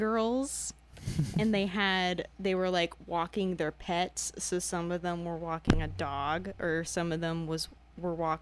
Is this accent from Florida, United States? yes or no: yes; Spring Hill, Florida, United States; also born or lived in Indiana; I'm from Spring Hill, which is like an hour away from Tampa, but I was born in Indiana